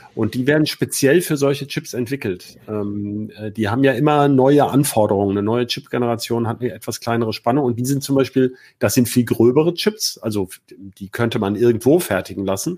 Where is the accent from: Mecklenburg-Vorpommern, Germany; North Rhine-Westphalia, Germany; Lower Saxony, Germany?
Lower Saxony, Germany; Hanover; als Hannoveraner